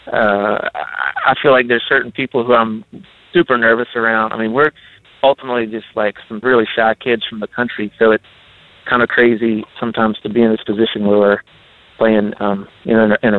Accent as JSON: {"language": "English", "region": "Appalachian Mountain area", "country": "United States", "tie": "born or raised there", "said": "the Appalachian Mountain area where we grew up"}